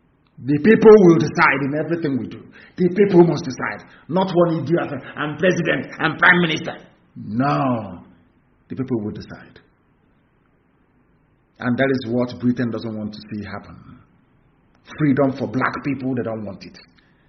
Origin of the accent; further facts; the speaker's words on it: Nigeria; Because as a Nigerian, you are the embodiment of stupidity, I can guarantee you that.